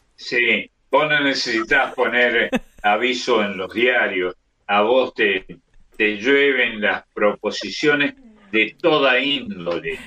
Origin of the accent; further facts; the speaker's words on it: Córdoba, Argentina; el barrio San Vicente, donde nací.